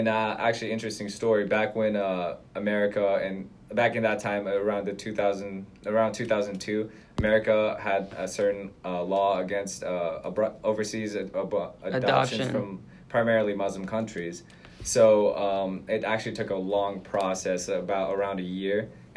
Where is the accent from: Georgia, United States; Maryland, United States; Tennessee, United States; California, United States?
Georgia, United States; Atlanta; also born or lived in Karaganda, Kazakhstan; now in New York, United States; Atlanta, the place where I grew up in.